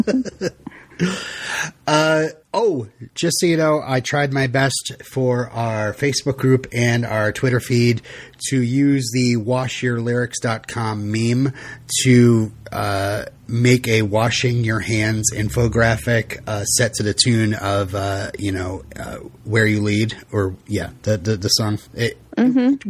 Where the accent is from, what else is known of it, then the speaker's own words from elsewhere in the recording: Vermont, United States; I'm from Vermont